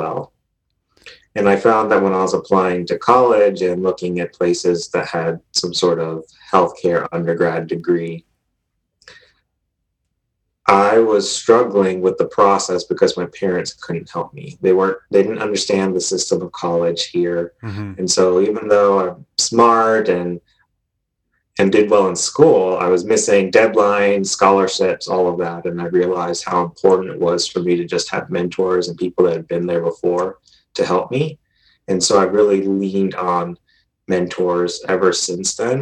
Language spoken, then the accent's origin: English; Georgia, United States; moved away as an adult; also born or lived in North Carolina; now in Colorado, United States; I'm originally from Georgia.